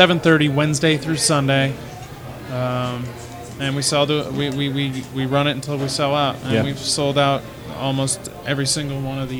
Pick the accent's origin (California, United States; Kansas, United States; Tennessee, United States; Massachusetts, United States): Massachusetts, United States; Plymouth; now in Denver, United States; I grew up in Plymouth, Massachusetts, which is a tourist town / fishing town / cranberry town.